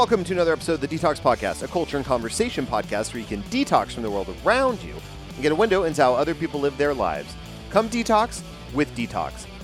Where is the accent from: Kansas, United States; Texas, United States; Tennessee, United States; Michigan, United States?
Texas, United States; Bedford; my hometown, Bedford, Texas.